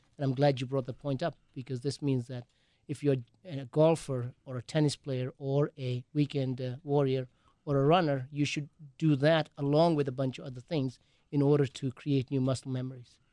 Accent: England, United Kingdom; moved away as an adult; also born or lived in Wales / Green Bay / Appleton; now in Milwaukee, United States; I grew up in England

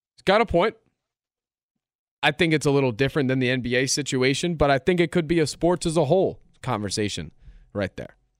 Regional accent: Philadelphia, Pennsylvania, United States; ten years old, growing up in Philadelphia

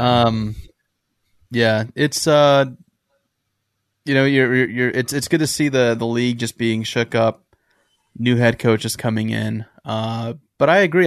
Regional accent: San Diego, California, United States; we're both from San Diego

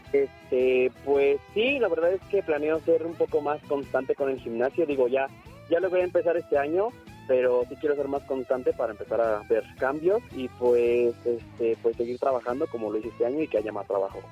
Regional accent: Naucalpan, State of Mexico, Mexico; no soy regio, soy de aquí, de, de, bueno, soy del estado de Naucalpan

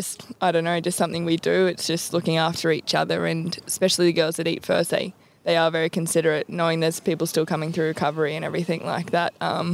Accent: Tully, Queensland, Australia; growing up in Tully, obviously it's a huge rugby league community

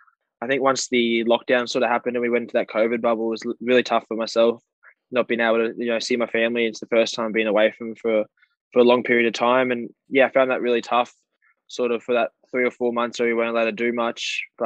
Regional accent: Queensland, Australia; I'm from Queensland as well, which sort of helps me used to the weather.

